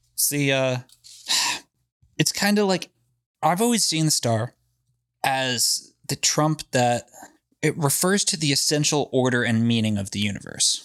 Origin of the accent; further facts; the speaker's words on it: New England, United States; we're from New England